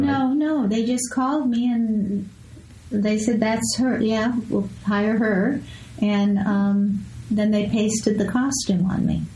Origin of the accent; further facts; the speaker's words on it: Escondido, California, United States; moved away; also born or lived in Las Vegas / Los Angeles; I grew up in Escondido